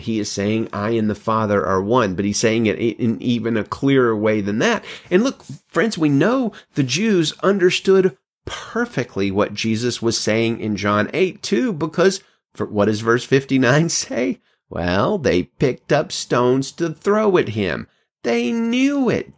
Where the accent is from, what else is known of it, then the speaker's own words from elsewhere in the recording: Alabama, United States; now in California, United States; I'm from Alabama